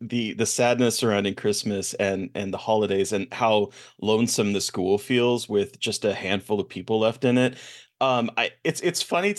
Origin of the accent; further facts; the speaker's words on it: Omaha, Nebraska, United States; I'm from Omaha.